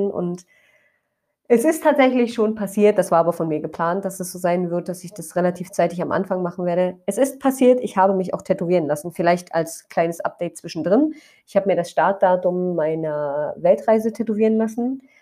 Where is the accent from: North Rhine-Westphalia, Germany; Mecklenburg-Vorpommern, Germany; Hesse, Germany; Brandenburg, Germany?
Brandenburg, Germany; Ich weiß, in Brandenburg sind gerade Ferien, da wo ich herkomme.